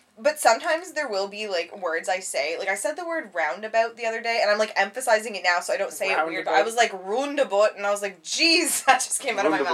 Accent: Canada; I'm from Canada

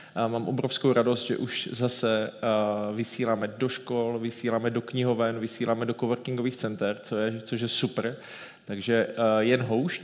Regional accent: Ostrava, Moravian-Silesian Region, Czechia; jako Ostravák

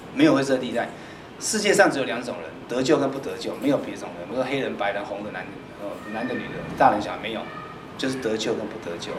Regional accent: Taiwan; 我们台湾人

